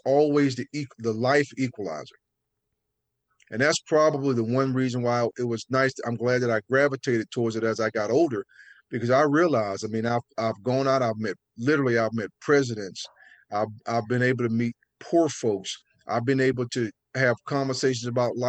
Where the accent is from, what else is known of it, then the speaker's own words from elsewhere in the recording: North Carolina, United States; growing up in North Carolina, I mean, they call it tobacco road for a reason